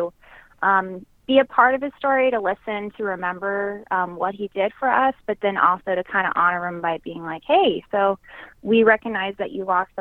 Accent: Texas, United States; as a Texan, you always go to all of the different San Jacinto reenactment or Goliad or the Alamo

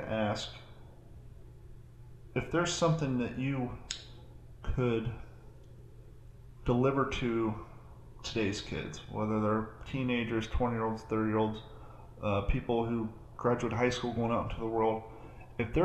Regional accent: Kentucky, United States; I grew up in Kentucky.

